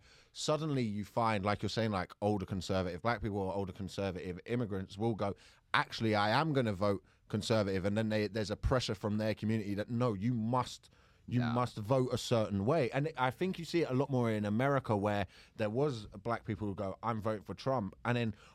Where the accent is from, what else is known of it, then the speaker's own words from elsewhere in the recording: United Kingdom; I do like being British